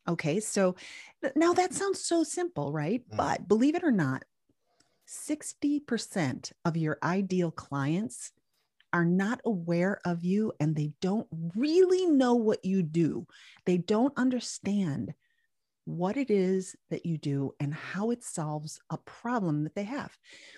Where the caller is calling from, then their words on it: Raleigh, North Carolina, United States; I'm coming from Raleigh, North Carolina. And it is a beautiful time of year here.